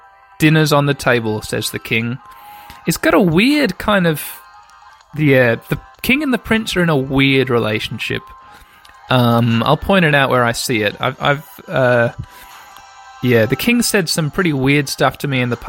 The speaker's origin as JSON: {"language": "English", "country": "Australia", "tie": "born or raised there", "said": "growing up in Australia"}